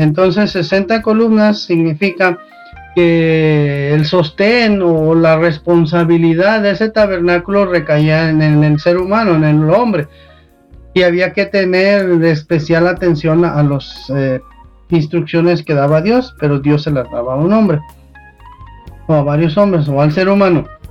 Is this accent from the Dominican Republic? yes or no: no; Mexico; nosotros como mexicanos, nosotros en esta cultura